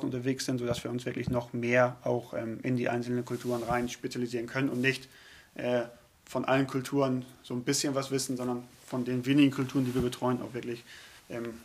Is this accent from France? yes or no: no; Northern Germany, Germany; wir selbst immer als Norddeutscher in Norddeutschland auch tätig sind, man wird schnell akzeptiert